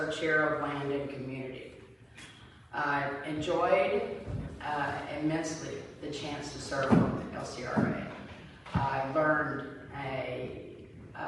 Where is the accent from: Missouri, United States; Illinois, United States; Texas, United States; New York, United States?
Texas, United States; Flatonia; also born or lived in Weimar, Texas; I am from Flatonia, Texas. I was born in Warmer, lived in Flatonia almost my whole life, raised three children.